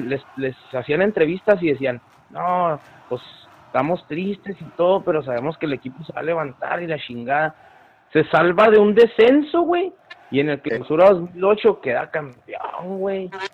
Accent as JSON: {"language": "Spanish", "town": "Ciudad Juárez", "region": "Chihuahua", "country": "Mexico", "said": "nosotros que somos de Juárez"}